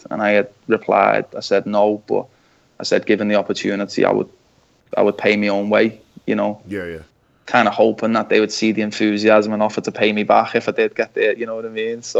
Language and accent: English; Canada; because we're both from Canada, you know.